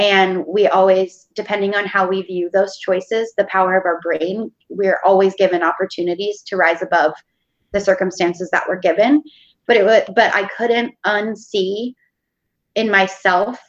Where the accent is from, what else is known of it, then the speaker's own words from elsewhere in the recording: Pennsylvania, United States; moved away as an adult; now in Portland, United States; I grew up in Pennsylvania